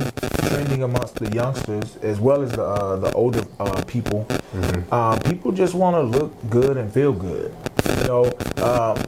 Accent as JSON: {"language": "English", "town": "Fort Worth", "region": "Texas", "country": "United States", "tie": "born or raised there", "said": "I grew up in Fort Worth, born and raised."}